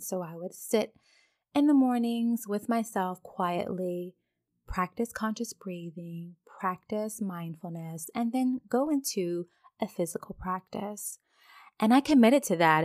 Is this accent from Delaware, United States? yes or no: no; Virginia, United States; moved away as an adult; now in Dubai, United Arab Emirates; I'm originally from Virginia